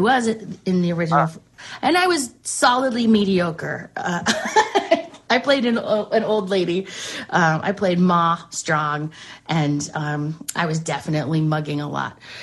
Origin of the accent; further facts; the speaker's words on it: Westchester, New York, United States; moved away; also born or lived in Charlotte, North Carolina; I grew up in Westchester